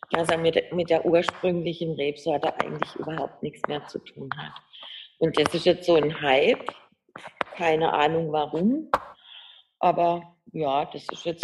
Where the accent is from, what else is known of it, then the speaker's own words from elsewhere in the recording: Baden-Württemberg, Germany; accent: Badisch; ich kann jetzt Schwäbisch leider, ich spreche ja Badisch, wie man hört, also Hochdeutsch kann ich nicht.